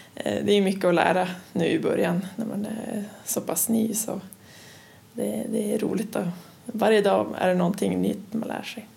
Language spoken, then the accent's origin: Swedish; Luleå, Norrbotten County, Sweden; also born or lived in Linköping / Umeå; jag kommer ursprungligen från Luleå eh, och efter gymnasiet så flyttade jag ner till Linköping